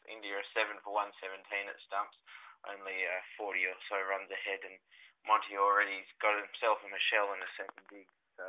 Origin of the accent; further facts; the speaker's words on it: Australia; As an Aussie fan, this is a very, very bitter pill to swallow, I have to say.